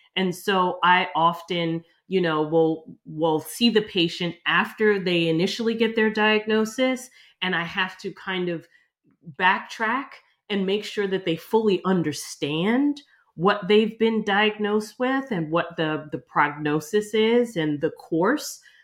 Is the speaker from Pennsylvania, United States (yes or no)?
yes; outside of Philadelphia, Pennsylvania, United States; moved away as an adult; now in New York City, United States; I ended up growing up outside of Philadelphia